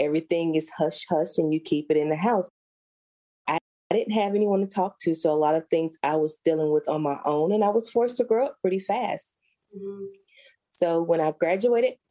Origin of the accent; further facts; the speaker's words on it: Alabama, United States; I was born and raised in Alabama